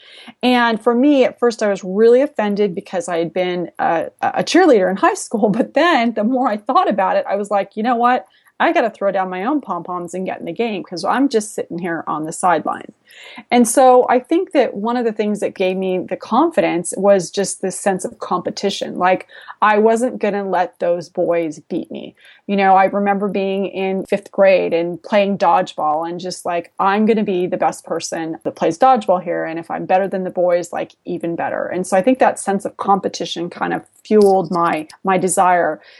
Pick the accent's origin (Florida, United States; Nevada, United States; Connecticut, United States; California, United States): California, United States; San Jose; I was originally from San Jose